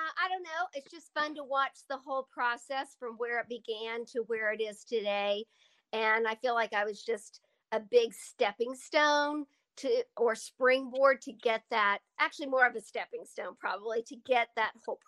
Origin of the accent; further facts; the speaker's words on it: Altus, Oklahoma, United States; when I moved away from home from Altus to Oklahoma City when I was 11